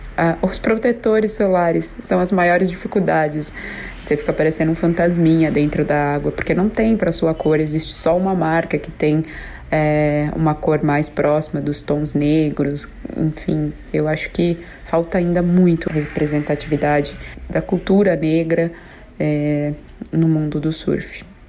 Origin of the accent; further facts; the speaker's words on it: São Paulo, Brazil; sou de São Paulo